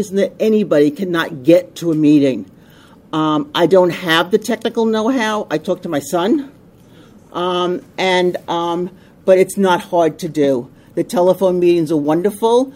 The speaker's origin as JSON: {"language": "English", "area": "Long Island", "region": "New York", "country": "United States", "also_born_or_lived": "Suffolk County, New York", "said": "I come from Long Island. We moved further out on Long Island into Suffolk County"}